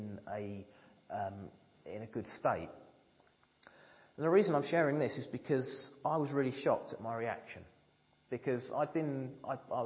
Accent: United Kingdom; being British

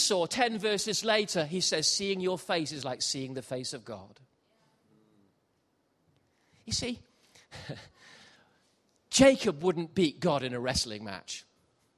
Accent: Gibraltar; moved away; I grew up in Gibraltar

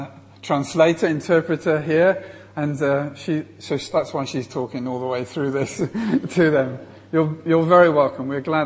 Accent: England, United Kingdom; I come all the way from England to speak to you

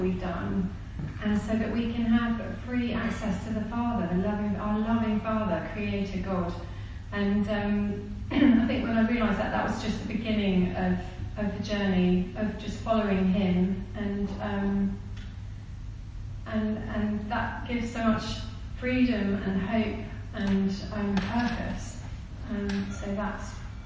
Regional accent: Kent, South East England, United Kingdom; moved away as an adult; also born or lived in India / Manchester / Leicester / Nepal; now in Burundi; I was born in India, but I was only there till I was four. We came back to the UK, and I grew up in Kent, two different places in Kent

